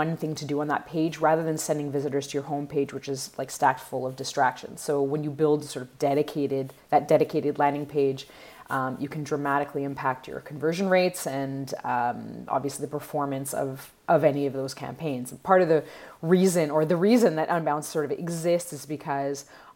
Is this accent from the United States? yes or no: no; Montreal, Quebec, Canada; I'm from Montreal